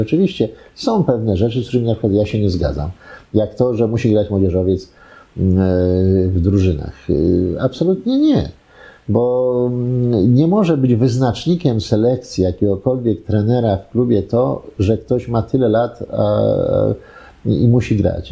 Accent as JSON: {"language": "Polish", "country": "Poland", "said": "jestem stąd"}